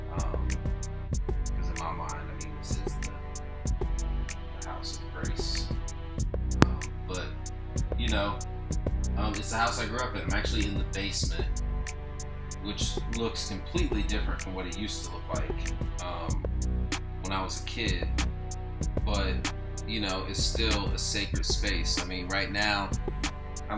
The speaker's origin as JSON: {"language": "English", "town": "Lima", "region": "Ohio", "country": "United States", "tie": "born or raised there", "moved": "yes", "said": "I'm currently in my hometown, Lima, Ohio"}